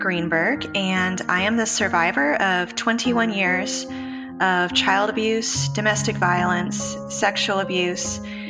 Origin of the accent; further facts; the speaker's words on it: Austin, Texas, United States; born there; also born or lived in Memphis / Houston / Los Angeles; I was born in Austin, Texas. I'm the oldest of five daughters. We moved around a lot. I lived in Memphis, Tennessee, Houston, Texas, Los Angeles, California.